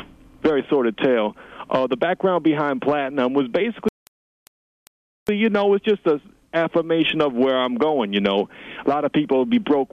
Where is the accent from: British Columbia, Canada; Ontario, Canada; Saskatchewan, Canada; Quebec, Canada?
British Columbia, Canada; Vancouver; I'm a rapper from Vancouver, British Columbia, Canada